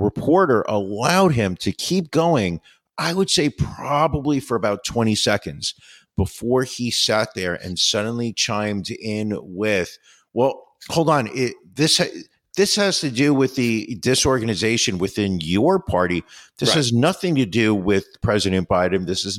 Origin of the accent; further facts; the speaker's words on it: New York, United States; I'm from New York. I use my hands all the time.